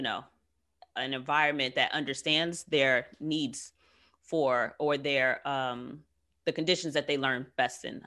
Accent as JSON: {"language": "English", "country": "United States", "tie": "born or raised there", "said": "I too am 35 and have lived here all of my Black ass life."}